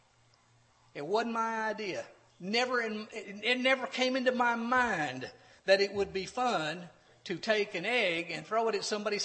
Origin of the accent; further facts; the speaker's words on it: Corpus Christi, Texas, United States; When I was growing up in Corpus Christi, Texas